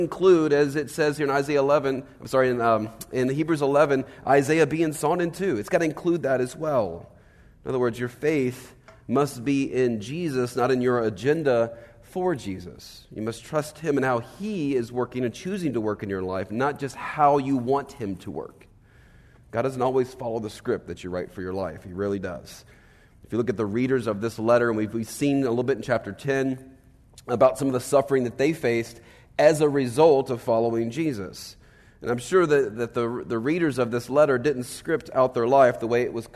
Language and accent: English; Virginia, United States; I am from Virginia